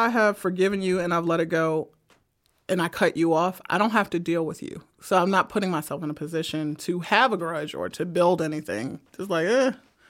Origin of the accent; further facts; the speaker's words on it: Brooklyn, New York, United States; I am from Brooklyn. There's always somebody who can end life.